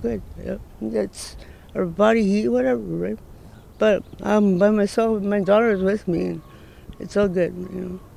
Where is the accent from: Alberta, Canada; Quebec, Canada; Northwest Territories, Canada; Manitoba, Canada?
Northwest Territories, Canada; now in Edmonton, Canada; Outside of Edmonton, I'm from Northwest Territories